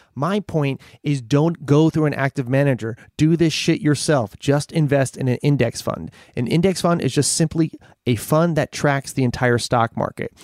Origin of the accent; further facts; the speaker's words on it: Scranton, Pennsylvania, United States; now in Los Angeles, United States; I grew up in Scranton